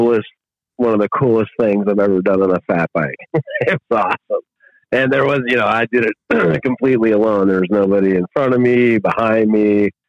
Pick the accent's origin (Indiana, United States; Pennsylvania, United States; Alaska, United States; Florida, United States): Alaska, United States; Eagle River; right here in my hometown of Eagle River, Alaska.